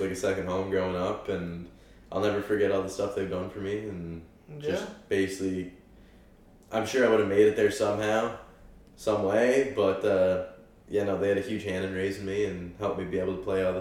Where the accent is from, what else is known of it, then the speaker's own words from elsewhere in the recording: Prince Edward Island, Canada; I'm a Canadian kid. I'm an Islander